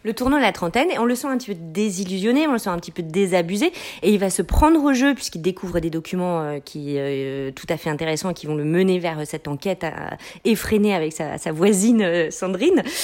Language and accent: French; France; also born or lived in Quebec; now in Canada; en tant que Française installée au Québec depuis très